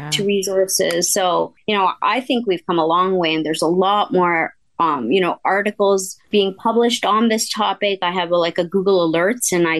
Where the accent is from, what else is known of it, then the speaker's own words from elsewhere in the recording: Canada; I'm from Canada.